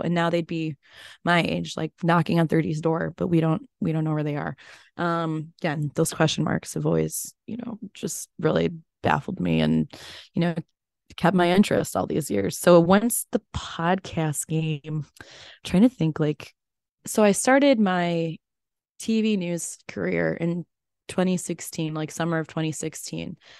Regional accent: Chicago, Illinois, United States; moved away; also born or lived in North Woods; growing up in Chicagoland

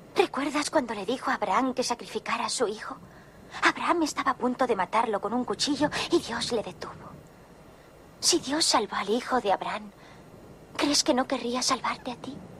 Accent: Puente Genil, Andalusia, Spain; en mi pueblo, en Puente Genia

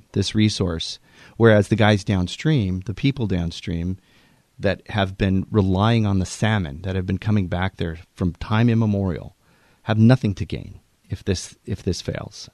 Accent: Puget Sound, Washington, United States; a kid growing up in Puget Sound

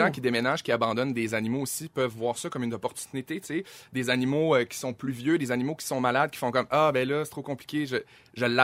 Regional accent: Saguenay, Quebec, Canada; moved away; moi, je viens de Chicoutimi.

